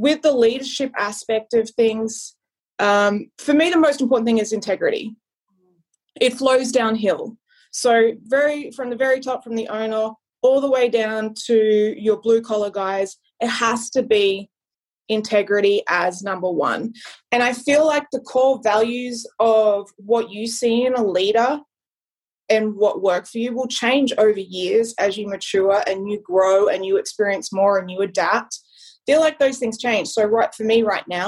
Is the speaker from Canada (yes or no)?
no; Australia; moved away as an adult; now in United States; I grew up with in Australia